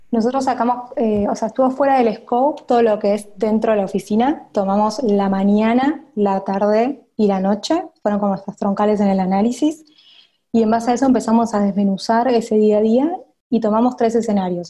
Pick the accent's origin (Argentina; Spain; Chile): Argentina; Buenos Aires; accent: Argentine; soy de Buenos Aires, capital federal. O sea, estuve siempre en Argentina.